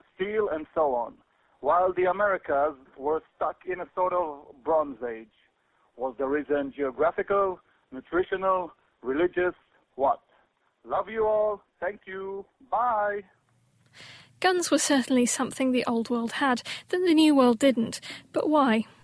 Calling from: Israel; I'm calling from Israel

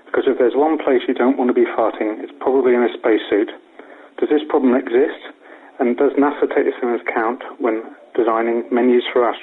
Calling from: Napier, Hawke's Bay, New Zealand; I'm calling from Napier in New Zealand.

